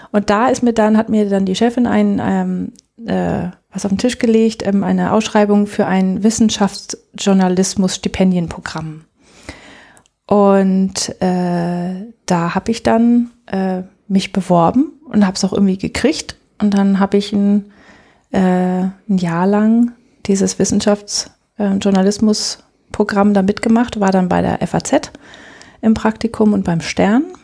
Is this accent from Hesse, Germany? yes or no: no; Stade, Lower Saxony, Germany; Ja, ich komme ursprünglich aus Norddeutschland, aus der Nähe von Stade. Das ähm, liegt zwischen Hamburg und Cuxhaven.